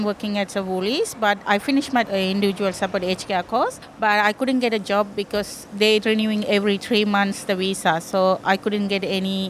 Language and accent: English; Sri Lanka; English is a second language; moved away as an adult; now in Australia; I'm from Sri Lanka. Me and husband arriving by boat in 2012 in Australia. Still, we have just a temporary bridging e-visa.